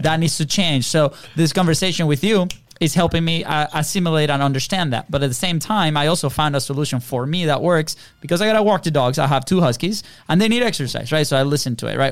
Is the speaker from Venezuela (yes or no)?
yes; Venezuela; English is a second language; moved away; we're foreign. We're from Venezuela